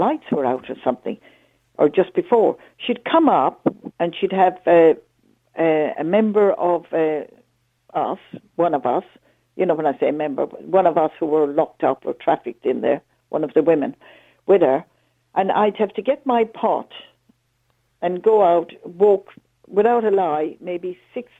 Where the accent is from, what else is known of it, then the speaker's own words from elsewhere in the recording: Ireland; me as an Irish citizen